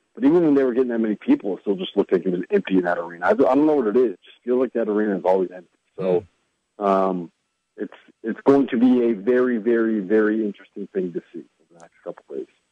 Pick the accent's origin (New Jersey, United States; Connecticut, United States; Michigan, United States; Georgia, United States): Connecticut, United States; I grew up in Connecticut